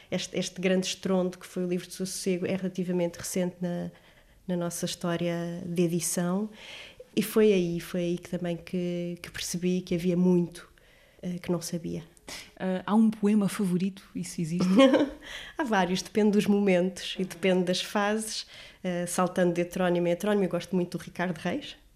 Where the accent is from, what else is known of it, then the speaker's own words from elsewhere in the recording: Lisbon, Portugal; mas eu, eu sou, sou lisboeta, sinto-me muito bem aqui.